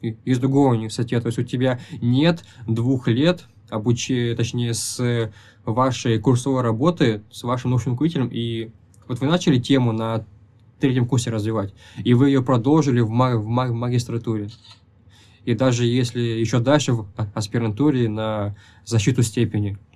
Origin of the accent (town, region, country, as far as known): Tyumen, Tyumen Oblast, Russia; moved away as an adult; now in Kazan, Russia